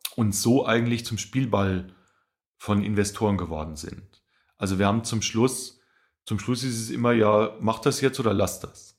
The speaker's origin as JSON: {"language": "German", "area": "Rhön, Lower Franconia", "region": "Bavaria", "country": "Germany", "moved": "yes", "said": "ich komme ursprünglich aus der Rhön, das ist äh, der letzte Zipfel von Bayern, nennt sich Unterfranken"}